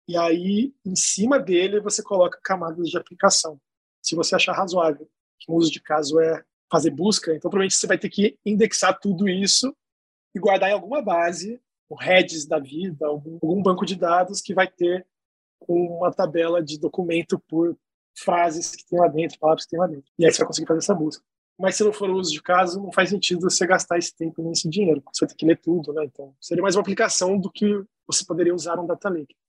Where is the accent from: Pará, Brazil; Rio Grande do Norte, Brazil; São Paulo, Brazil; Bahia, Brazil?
São Paulo, Brazil; Campinas; now in Rio de Janeiro, Brazil; Eu sou campineiro, mas moro no Rio de Janeiro, então basicamente sou carioca de coração